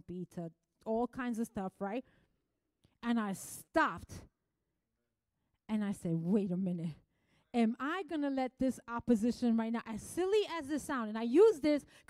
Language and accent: English; New York City, New York, United States; moved away; I came from the Bronx. I used to like wear it like a trophy badge. I'm from the Bronx.